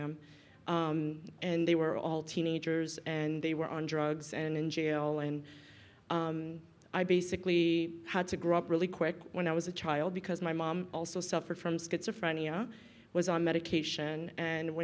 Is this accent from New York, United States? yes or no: yes; New York City, New York, United States; I grew up in Brooklyn, in the ghetto of Brooklyn. I actually grew up in Brownsville, East New York.